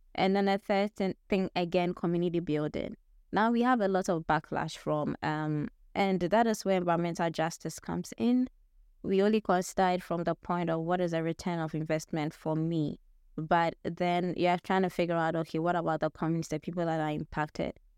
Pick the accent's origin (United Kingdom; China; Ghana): Ghana; moved away as an adult; now in United States; that was back in Ghana, my home country